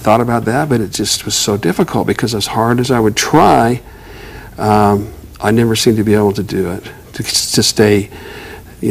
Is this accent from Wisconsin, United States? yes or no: no; Bountiful, Utah, United States; I was raised in Bountiful, Utah